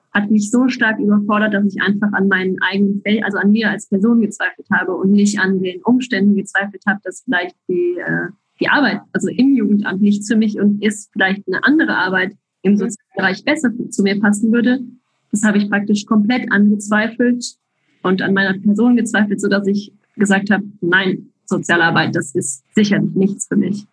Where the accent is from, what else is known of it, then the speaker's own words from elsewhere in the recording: German-speaking part of Belgium, German-speaking Community of Belgium, Belgium; accent: Hochdeutsch; now in Switzerland; Ich komme ursprünglich aus Belgien, dem deutschsprachigen Teil in Belgien, deshalb auch mein Hochdeutsch sozusagen